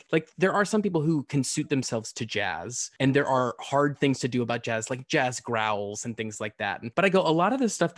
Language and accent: English; the South, United States; I'm originally from the South, so sound was different.